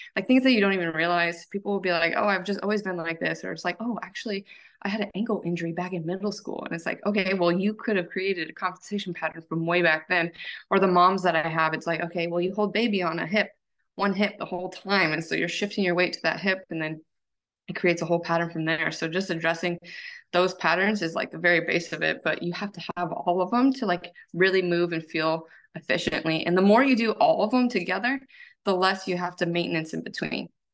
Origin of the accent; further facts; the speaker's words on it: United States; I am from the Tahoe Lake area